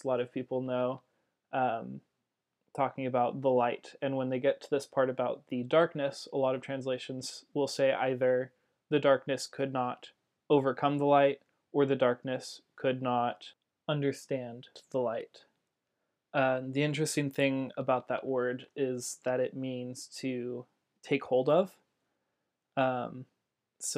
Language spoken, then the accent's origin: English; Central California, United States; I grew up in Central California